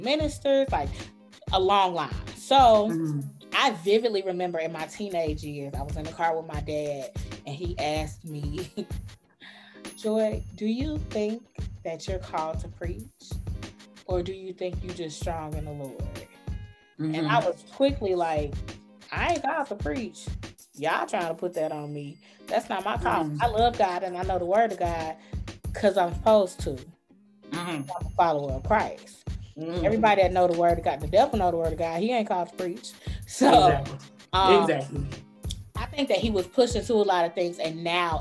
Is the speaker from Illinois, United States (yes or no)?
yes; Chicago, Illinois, United States; I'm from Chicago.